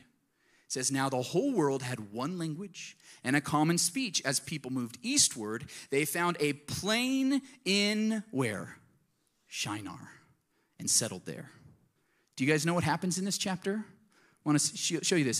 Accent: Colorado Springs, Colorado, United States; I grew up in Colorado Springs

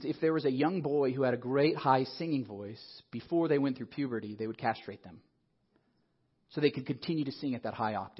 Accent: Colorado Springs, Colorado, United States; I grew up in Colorado Springs with focus on the family

